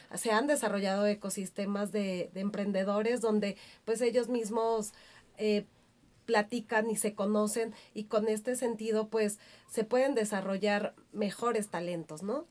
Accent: Mexico

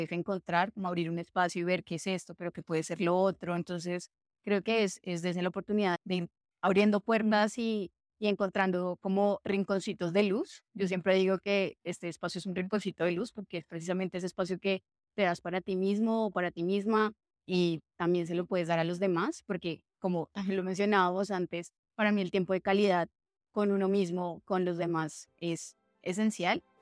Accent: Armenia, Quindío, Colombia; now in Bogotá, Colombia; Yo soy de Armenia, pero pues ya no tengo acento, estoy de seriedad de mi familia, además.

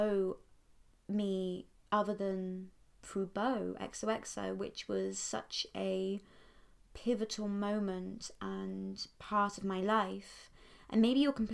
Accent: Poole, South West England, United Kingdom; I grew up enjoying a very classical enchanted upbringing in Dorset, which is a county on the south coast of England

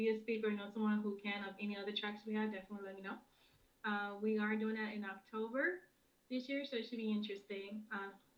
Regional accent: Memphis, Tennessee, United States; moved away as an adult; now in Minneapolis, United States; If you wonder where the accent is from, it's from Memphis. I'm from Memphis, Tennessee. I came here in Minneapolis here in 2018.

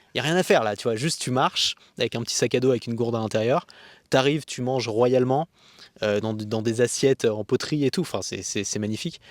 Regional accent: France; en tant que français

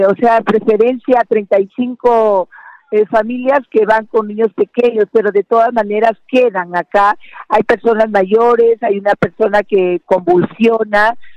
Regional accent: Bagua Grande, Amazonas, Peru; somos de Bagua Grande

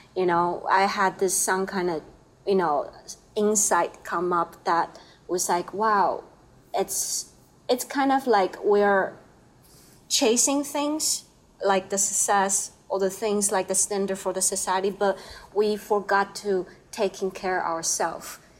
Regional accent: Taiwan; English is a second language; now in Jersey City, United States; I'm from Taiwan.

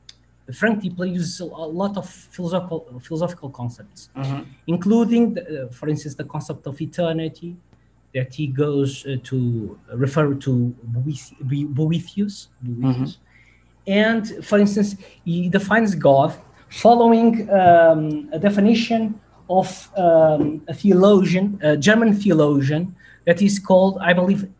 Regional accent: Portugal; I'm from Portugal.

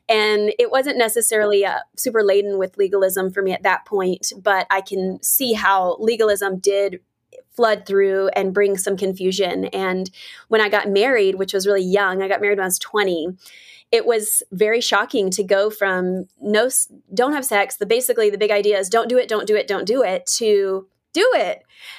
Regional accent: the South, United States; Because I grew up in the South, I grew up in the church, and it was something that you just don't really talk about or want to talk about.

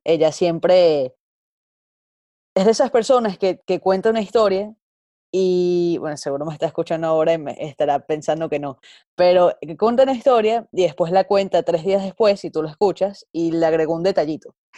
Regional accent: Venezuela; moved away

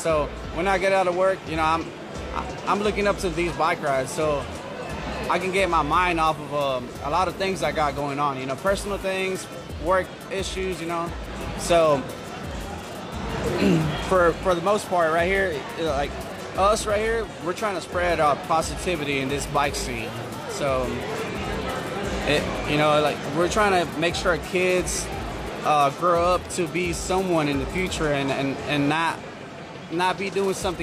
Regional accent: Houston, Texas, United States; I'm from Spring Ranch area.

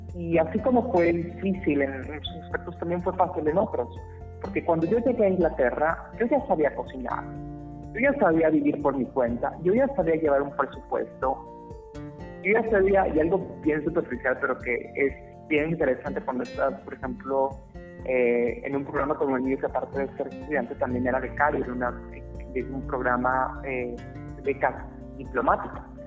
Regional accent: Tabasco, Mexico; moved away as an adult; also born or lived in Nuevo León / Nottingham, England; salir del sureste mexicano, de donde yo soy, de Tabasco, a Nuevo León

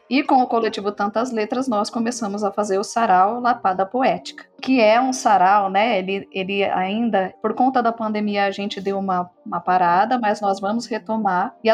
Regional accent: São Bernardo do Campo, São Paulo, Brazil; Eu nasci em São Paulo, mas eu sempre morei em São Bernardo do Campo, né, aqui no ABC Paulista

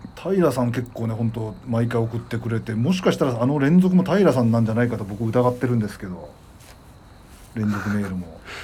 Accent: Hokkaido, Japan; その札幌選抜で大阪行った時も、北海道出身

